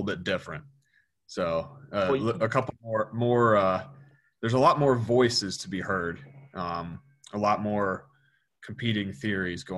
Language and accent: English; Rockingham County, Virginia, United States; Where I grew up around Rockingham County, Virginia, which is, if anybody's familiar with James Madison University, JMU, I grew up about 20 minutes away from the JMU campus